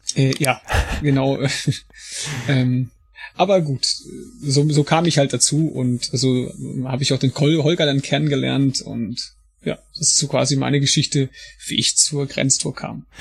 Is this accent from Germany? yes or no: yes; Paderborn, North Rhine-Westphalia, Germany; ich bin auch beruflich Feuerwehrmann und komme aus Paderborn